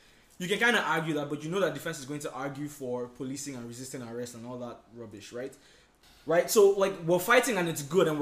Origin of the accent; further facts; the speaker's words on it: Nigeria; now in United States; I'm Nigerian